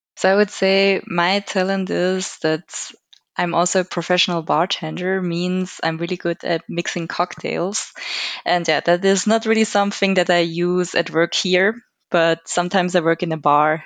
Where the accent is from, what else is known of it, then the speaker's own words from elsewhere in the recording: Switzerland; I'm also born and raised in Switzerland